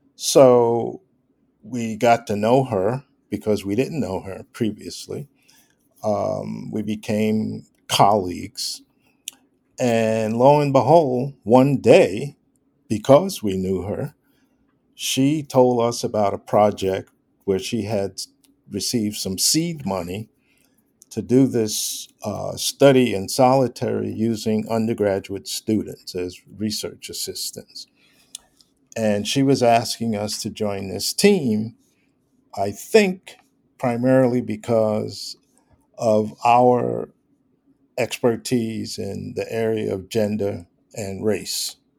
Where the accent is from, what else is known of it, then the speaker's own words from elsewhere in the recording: New York, United States; I grew up in New York